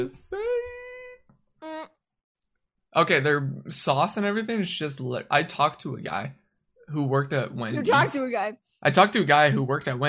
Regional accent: Canada; I'm Canadian.

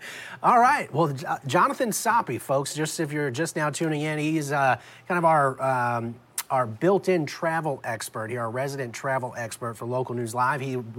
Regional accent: New Orleans, Louisiana, United States; now in Omaha, United States; Of course, I'm from New Orleans

